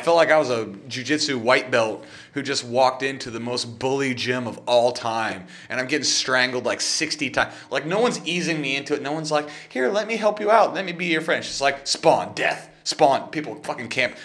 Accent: West Virginia, United States; I'm from West Virginia.

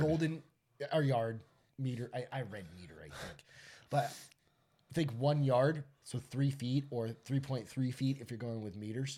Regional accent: New Hampshire, United States; now in San Antonio, United States; growing up in New Hampshire

